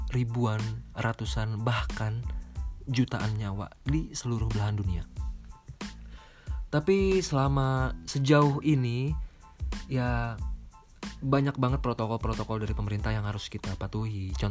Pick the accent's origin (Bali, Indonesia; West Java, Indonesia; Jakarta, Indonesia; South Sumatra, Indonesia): West Java, Indonesia; Bogor; Gue orang Bogor. Gue lahir di Bogor dan gue tinggal di Bogor.